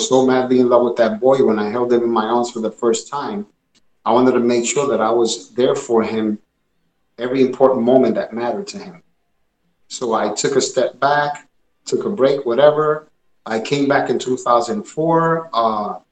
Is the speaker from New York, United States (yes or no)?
yes; New York City, New York, United States; also born or lived in Puerto Rico (parents); growing up where I grew up in Bushwick, Brooklyn, Brownsville and then Bushwick